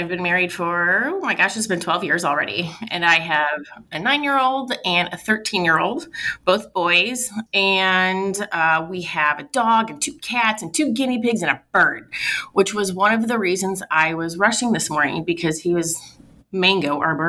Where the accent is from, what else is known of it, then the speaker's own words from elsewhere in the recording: Washington, Missouri, United States; also born or lived in St. Louis / Florissant; I went to St. Francis Borgia. So we lived in Florissant. And then when I was around, I think I was 8, we moved to Washington, Missouri.